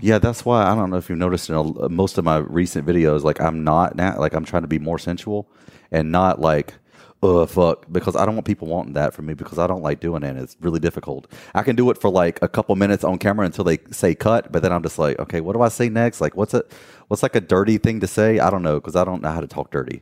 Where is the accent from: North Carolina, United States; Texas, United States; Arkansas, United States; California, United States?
North Carolina, United States; Gastonia; moved away as an adult; also born or lived in Miami / Fort Lauderdale / Los Angeles; now we live back in my hometown of Gastonia, North Carolina.